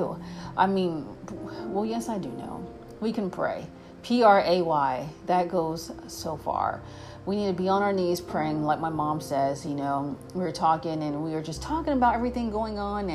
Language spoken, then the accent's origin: English; United States; we, as American citizens